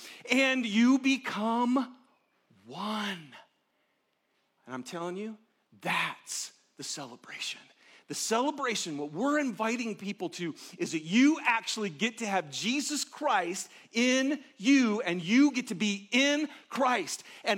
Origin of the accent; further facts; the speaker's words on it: Detroit, Michigan, United States; I'm from Detroit. So about 50 people came from Detroit.